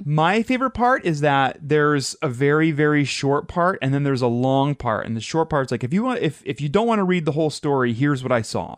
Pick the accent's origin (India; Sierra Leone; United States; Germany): United States; Madison, Ohio; we grew up in Madison, Ohio